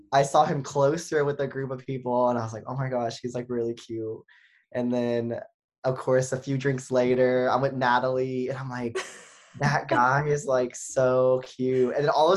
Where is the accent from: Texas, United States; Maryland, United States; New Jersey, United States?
Texas, United States; 3 hours from Austin; right now, I live 3 hours from Austin, my hometown.